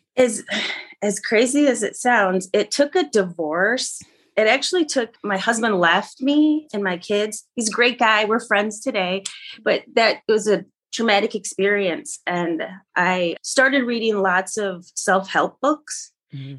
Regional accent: Grand Rapids, Michigan, United States; also born or lived in Kalamazoo, Michigan / Seattle, Washington; now in Jackson, United States; I'm from uh, Grand Rapids, Michigan. I was born in Grand Rapids

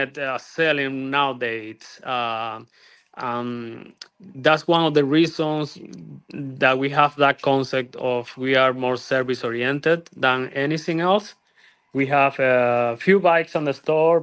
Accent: Cuba; moved away as an adult; also born or lived in Europe / Miami, United States; now in Estero, United States; Then after college, I moved from Cuba. We are original from Cuba

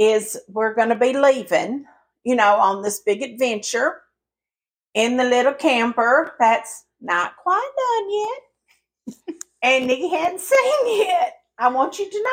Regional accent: the South, United States; accent: Southern; even though I sound Southern and I was born and raised in the South

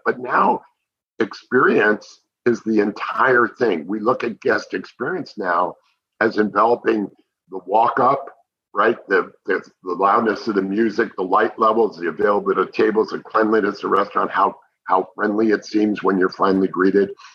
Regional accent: New Jersey, United States; now in Dallas, United States; I grew up on White Castle hamburgers oh, back yeah. in New Jersey

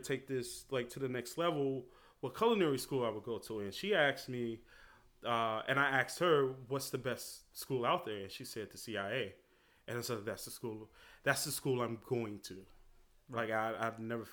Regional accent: Chicago, Illinois, United States; moved away as an adult; also born or lived in Hyde Park, New York; now in Rhinebeck, United States; I was born on the South Side of Chicago.

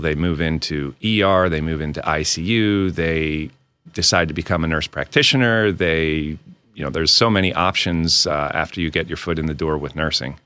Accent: outside of Reading, Pennsylvania, United States; moved away as an adult; also born or lived in Washington, D.C. / Tacoma, Washington / Fort Bragg, North Carolina; now in Poconos, Pennsylvania; I grew up outside of Reading

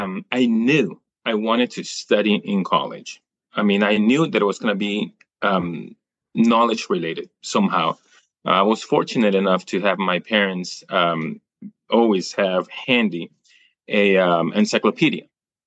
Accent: New York, United States; born there; See, I was born in the United States. I was born in New York.

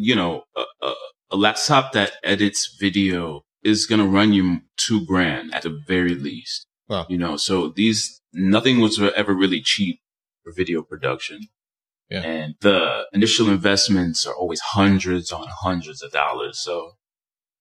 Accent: New York City, New York, United States; also born or lived in Dominican Republic; I grew up in Washington Heights

